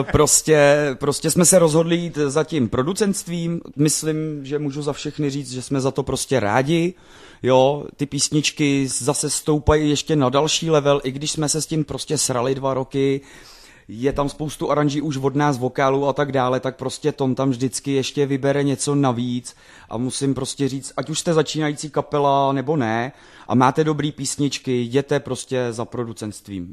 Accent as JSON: {"language": "Czech", "town": "Plzeň", "region": "Plzeň Region", "country": "Czechia", "said": "pro nás doma v Plzni"}